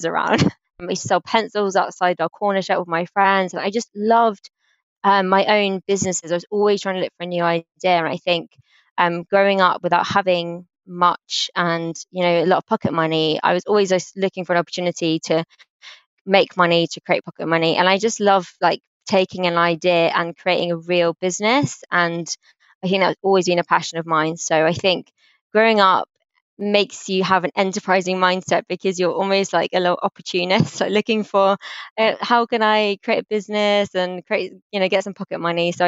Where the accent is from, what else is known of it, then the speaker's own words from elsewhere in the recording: London, United Kingdom; I grew up in South London on a council estate called Somerset Estate, which is in Battersea